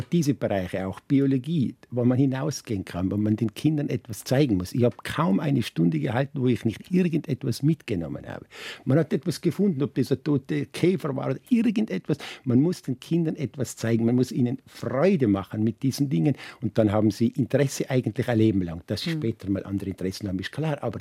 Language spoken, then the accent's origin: German; Tyrol, Austria; Ich bin ein Lechtaler